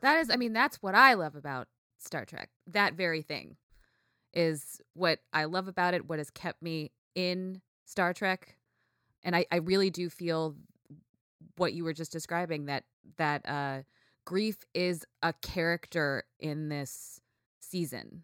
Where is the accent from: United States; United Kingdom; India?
United States; Ithaca, New York; growing up in Ithaca